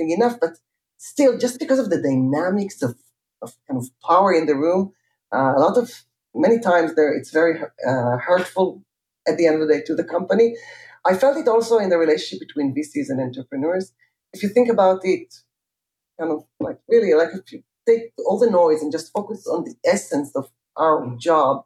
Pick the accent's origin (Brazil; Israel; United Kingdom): Israel; Jerusalem, Jerusalem District; I grew up in Jerusalem